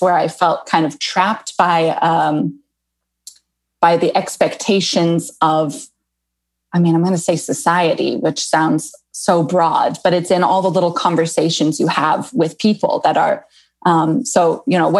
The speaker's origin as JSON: {"language": "English", "region": "California", "country": "United States", "also_born_or_lived": "Rome, Italy", "moved": "as an adult", "lives_now": "Livorno, Italy", "said": "I'm from California"}